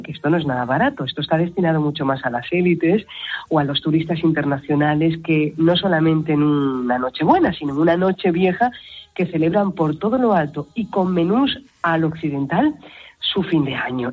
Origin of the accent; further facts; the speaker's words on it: Andalusia, Spain; now in Morocco; como buena andaluza